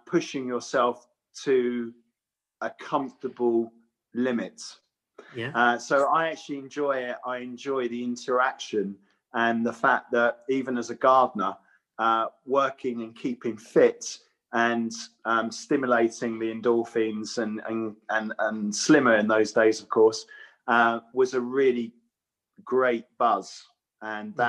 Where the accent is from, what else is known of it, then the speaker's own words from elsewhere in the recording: Watford, East of England, United Kingdom; I was brought up in Watford. It's a printing town.